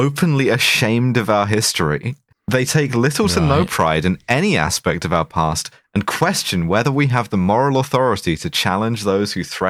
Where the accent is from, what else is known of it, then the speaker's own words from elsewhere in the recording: United Kingdom; In the event of all-out war with Russia, I think my bit as a British citizen is to get, like, scattered across a fairly wide area fairly quickly.